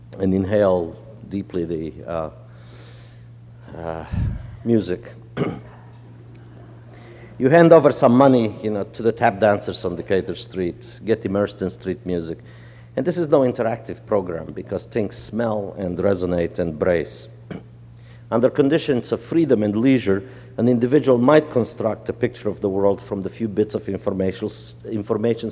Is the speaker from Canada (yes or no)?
no; Romania; moved away; also born or lived in New Orleans, United States; I grew up in Romania